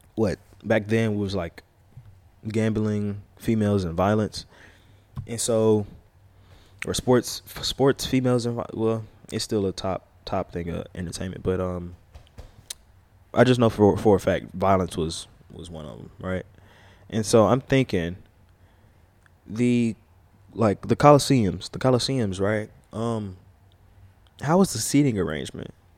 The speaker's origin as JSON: {"language": "English", "region": "Louisiana", "country": "United States", "said": "I'm from Louisiana."}